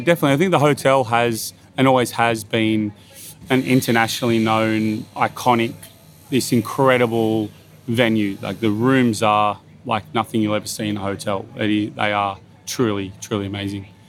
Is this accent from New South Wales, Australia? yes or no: yes; Bathurst, New South Wales, Australia; moved away as an adult; also born or lived in Sydney; now in Byron Bay, Australia; I, I grew up in Bathurst